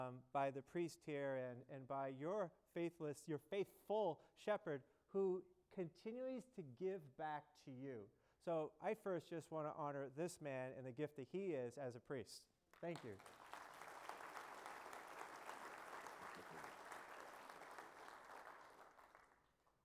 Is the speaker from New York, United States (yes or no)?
no; Boston, Massachusetts, United States; I live in Boston, I'm from Boston, our seminary is in Boston